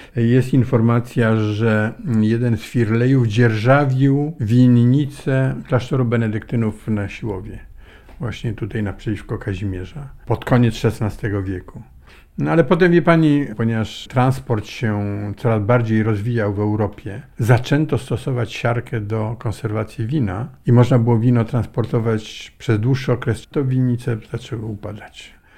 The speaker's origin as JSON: {"language": "Polish", "town": "Warsaw", "region": "Masovian Voivodeship", "country": "Poland", "tie": "born or raised there", "moved": "yes", "said": "ja pochodzę z lubelskiego, ale urodziłem się w Warszawie, rodzice zresztą mieszkali w Warszawie już od początku XX wieku"}